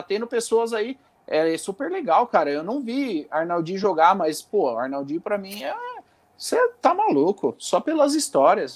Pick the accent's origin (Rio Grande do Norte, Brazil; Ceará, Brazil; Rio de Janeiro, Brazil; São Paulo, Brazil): São Paulo, Brazil; Santo André; é criado em Santo André, fui criado, inclusive eu fui criado junto com ele com no Jaçatuba